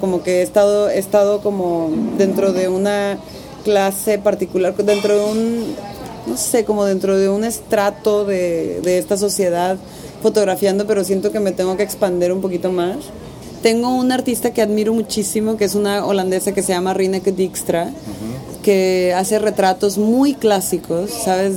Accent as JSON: {"language": "Spanish", "town": "Tijuana", "region": "Baja California", "country": "Mexico", "tie": "born or raised there", "said": "yo crecí en Tijuana"}